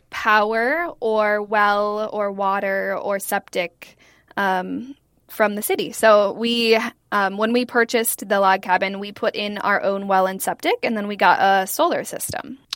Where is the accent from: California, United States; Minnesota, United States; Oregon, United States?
Minnesota, United States; Ely; I grew up in Ely, which is a very small town in northern Minnesota